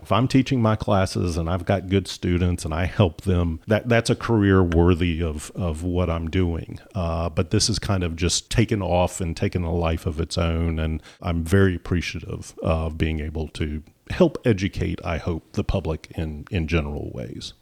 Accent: Clemson, South Carolina, United States; moved away as an adult; also born or lived in Georgia; now in North Carolina, United States; I grew up in Clemson, and my wife grew up in Charleston

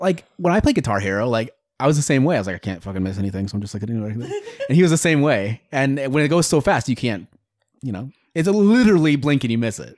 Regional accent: Greenfield, Iowa, United States; I grew up in Greenfield, Iowa

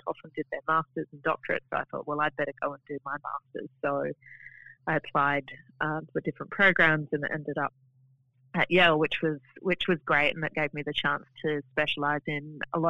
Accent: Adelaide, South Australia, Australia; also born or lived in Tasmania / Sydney / Darwin; I spent most of my time growing up in Adelaide, but we moved around a little bit when I was growing up, so Tasmania, Sydney, Darwin, then Adelaide.

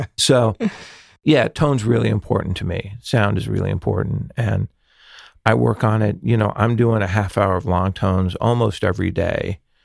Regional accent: Los Angeles, California, United States; growing up in the San Fernando Valley

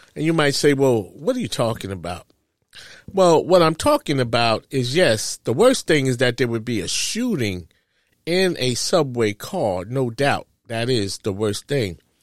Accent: New York City, New York, United States; I grew up in New York City

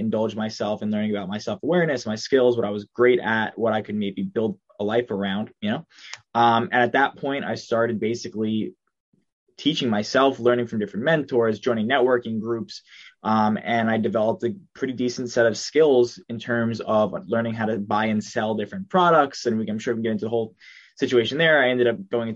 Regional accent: Long Island, New York, United States; I'm from Long Island, New York. That was where I was born. That's where I currently am now.

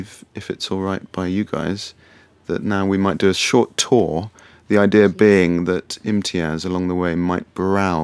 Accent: London, United Kingdom; as a Londoner

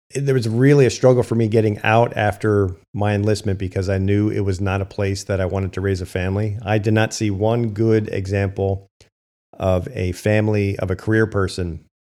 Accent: Hamburg, Pennsylvania, United States; I'm from Berks County

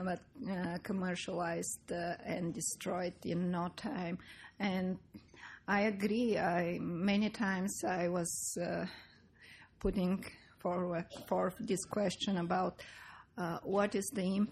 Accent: Bulgaria; moved away; I come from Bulgaria, which was a communist country

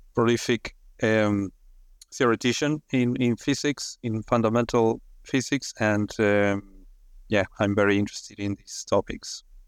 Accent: Argentina; moved away as an adult; also born or lived in United Kingdom; now in Australia; I'm originally from Argentina.

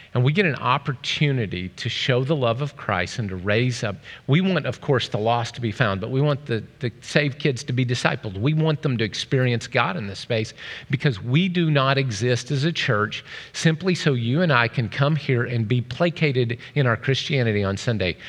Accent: Oklahoma, United States; I'm from Oklahoma

